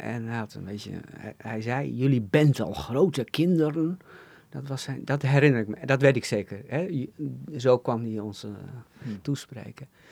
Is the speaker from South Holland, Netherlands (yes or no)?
no; Assen, Drenthe, Netherlands; in Assen, waar ik opgroeide